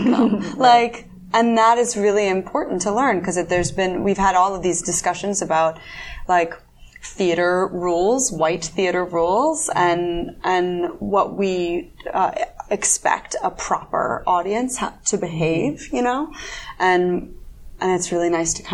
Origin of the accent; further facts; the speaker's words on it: United States; moved away; my hometown, like Washington D.C., Baltimore area